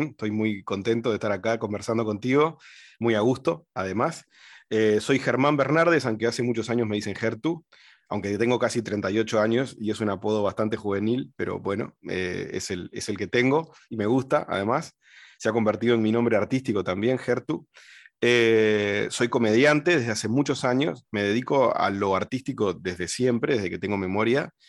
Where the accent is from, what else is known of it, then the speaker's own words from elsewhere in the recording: Uruguay; Vivo en Uruguay, soy uruguayo y, malagueño, vivo en el Pinar, en Ciudad de la Costa, a 40 minutos de la capital de, Uruguay.